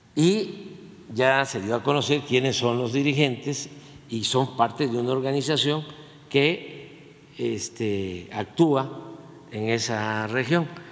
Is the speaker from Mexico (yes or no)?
yes; Tabasco, Mexico; moved away; dirían en mi pueblo, en Tabasco